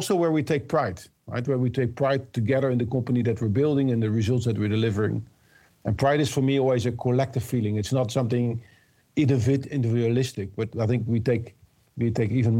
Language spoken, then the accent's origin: English; Rotterdam, South Holland, Netherlands; I'm originally from Rotterdam area